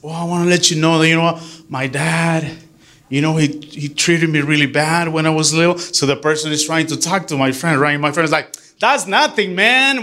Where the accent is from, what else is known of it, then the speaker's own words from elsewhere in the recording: Michoacán, Mexico; moved away; I grew up in Michoacan, right? Michoacan.